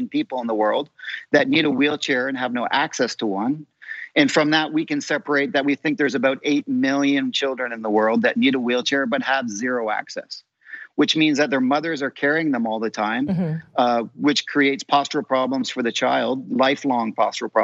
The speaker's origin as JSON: {"language": "English", "country": "Canada", "said": "I'm a Canadian occupational therapist"}